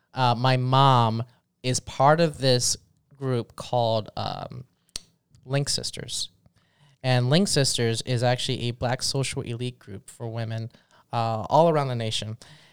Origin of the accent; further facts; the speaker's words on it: Baltimore County, Maryland, United States; I am originally from Baltimore, Maryland. Okay. Not the city, the county.